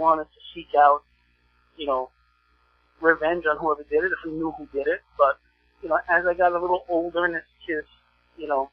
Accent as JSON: {"language": "English", "town": "New York City", "region": "New York", "country": "United States", "said": "I chose to stay in Coney Island, stay here in my neighborhood"}